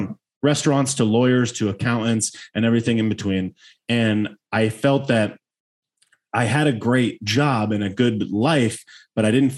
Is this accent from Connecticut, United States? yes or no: yes; Connecticut, United States; I was originally born in Connecticut.